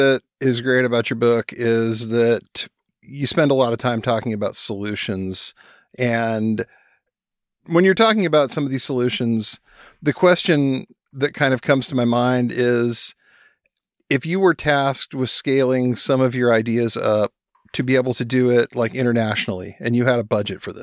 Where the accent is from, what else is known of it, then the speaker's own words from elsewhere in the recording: Spokane, Washington, United States; when I was a kid growing up in Spokane, Washington